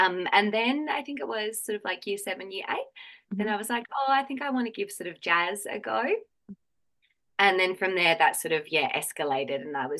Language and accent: English; Gawler, South Australia, Australia; I grew up in Gawler